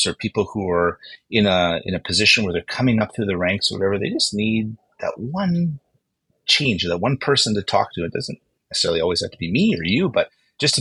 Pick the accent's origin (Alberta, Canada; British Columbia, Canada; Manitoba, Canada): Manitoba, Canada; Winnipeg; moved away; I was born and raised in Winnipeg